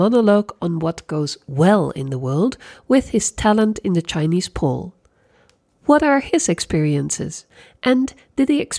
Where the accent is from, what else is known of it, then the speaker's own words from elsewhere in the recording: Sweden; I'm also from Sweden and a partner acrobat